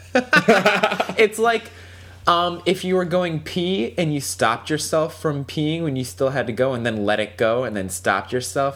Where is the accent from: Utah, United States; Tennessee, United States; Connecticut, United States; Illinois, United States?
Connecticut, United States; Waterbury; I'm from Waterbury, Connecticut. Waterbury is a very like inner city like mm-hmm. public school system